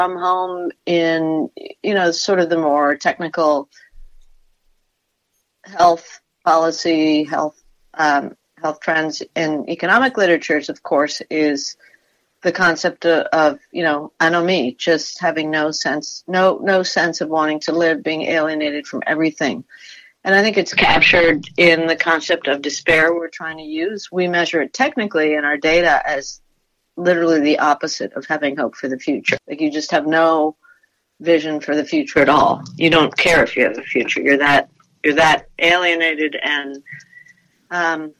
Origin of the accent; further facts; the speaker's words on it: Peru; now in United States; I'm from Peru originally.